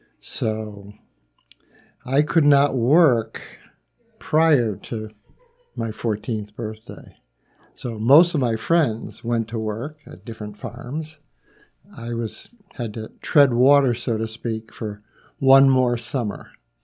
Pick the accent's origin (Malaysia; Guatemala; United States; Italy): United States; Windsor, Connecticut; now in Bloomfield, United States; I live in Bloomfield, Connecticut. I grew up in Windsor, Connecticut, and lived there through high school.